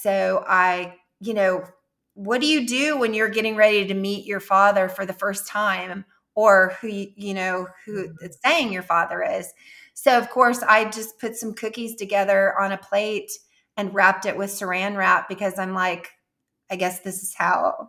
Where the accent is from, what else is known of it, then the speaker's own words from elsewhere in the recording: Jefferson City, United States; moved away; my hometown in Jefferson City